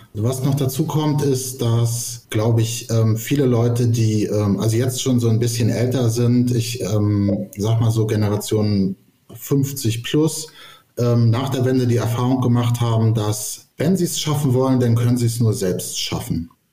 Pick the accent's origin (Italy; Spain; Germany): Germany; ich habe in der DDR meine Kindheit verbracht